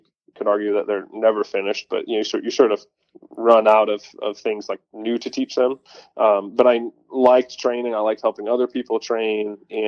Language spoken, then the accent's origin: English; Northeast, United States; So for context, I grew up in the Northeast as a deer hunter.